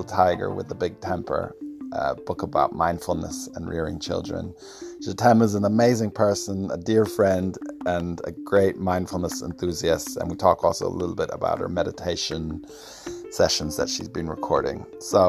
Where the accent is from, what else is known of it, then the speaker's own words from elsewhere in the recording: Stockholm, Stockholm County, Sweden; born there; Last thing I wanted to say was I was born in Stockholm a couple of days after the Bader Meinhof gang took the German embassy